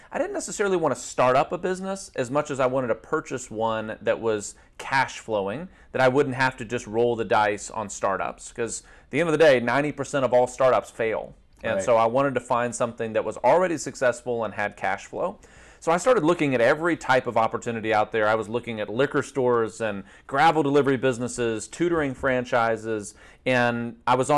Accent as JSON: {"language": "English", "town": "Nashville", "region": "Tennessee", "country": "United States", "tie": "born or raised there", "said": "born and raised in Nashville, Tennessee"}